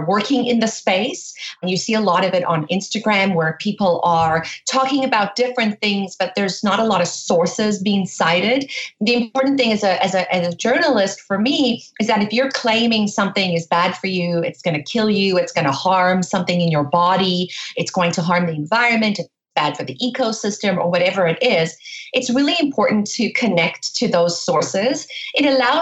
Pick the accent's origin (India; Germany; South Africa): South Africa; I grew up in South Africa